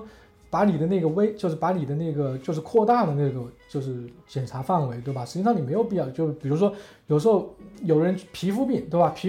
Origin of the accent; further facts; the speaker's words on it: China; 他他现在完全就你作为华人，作为我们中国人，觉得很 make sense 戴口罩